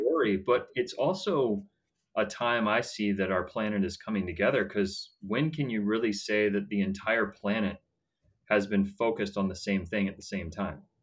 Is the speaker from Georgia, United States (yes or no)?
yes; Atlanta, Georgia, United States; I was born and raised in Atlanta, Georgia